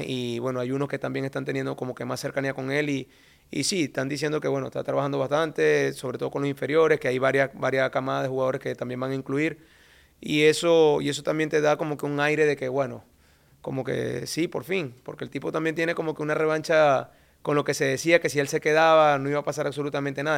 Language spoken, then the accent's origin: Spanish; Venezuela; moved away; nosotros como venezolanos